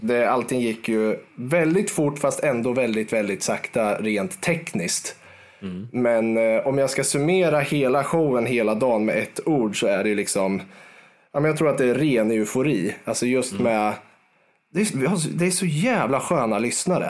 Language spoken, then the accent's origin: Swedish; Garphyttan, Örebro County, Sweden; är född och uppväxt, eh, två mil utanför Örebro, i en liten håla som heter Garphyttan